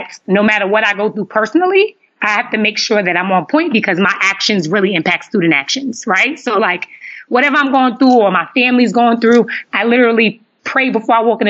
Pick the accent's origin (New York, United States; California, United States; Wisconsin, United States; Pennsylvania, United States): New York, United States; New York City; moved away as an adult; also born or lived in Hampton, Virginia; I'm from Brooklyn, New York, born and raised